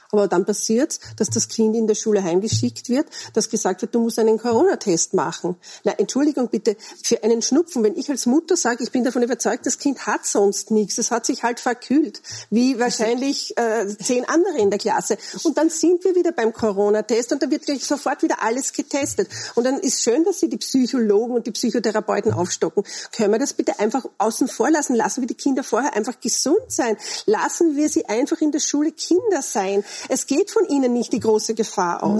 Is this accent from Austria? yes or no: yes; Austria; bei uns in Österreich